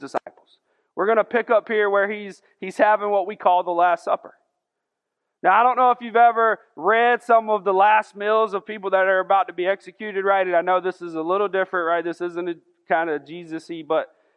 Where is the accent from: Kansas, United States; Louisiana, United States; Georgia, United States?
Georgia, United States; Augusta; I'm from South Augusta. We didn't have all that cool stuff over there